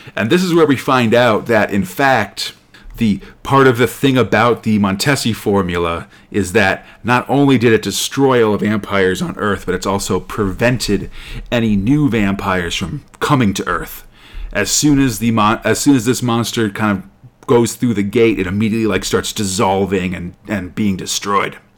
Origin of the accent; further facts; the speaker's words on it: United States; I'm an American